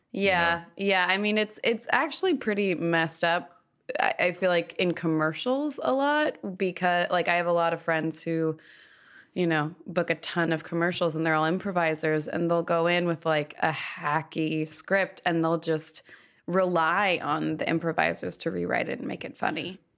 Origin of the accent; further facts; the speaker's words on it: Malibu, California, United States; also born or lived in Los Angeles; I am from Los Angeles. I grew up in Malibu.